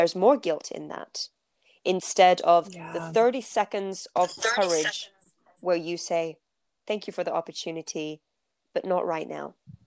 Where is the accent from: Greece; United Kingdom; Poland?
United Kingdom; London; also born or lived in Turkey; I grew up in North London, the UK